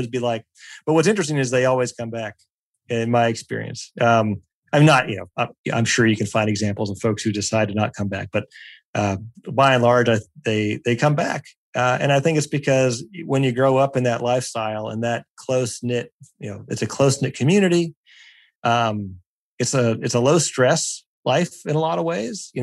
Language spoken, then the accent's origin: English; Pennsylvania, United States; I grew up in Pennsylvania.